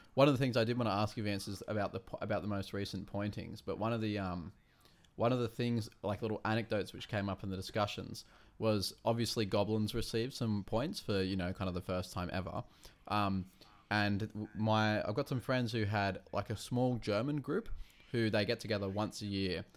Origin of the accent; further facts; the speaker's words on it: Wollongong, New South Wales, Australia; I come from Wollongong